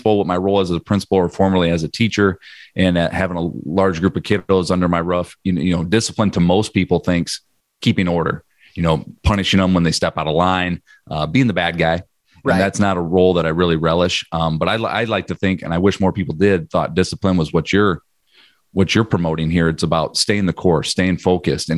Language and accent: English; Northwest Iowa, United States; I grew up in Northwest Iowa here